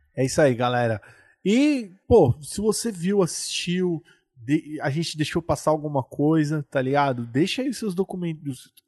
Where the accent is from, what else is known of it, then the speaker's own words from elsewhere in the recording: São Paulo, Brazil; como nós somos aqui de São Paulo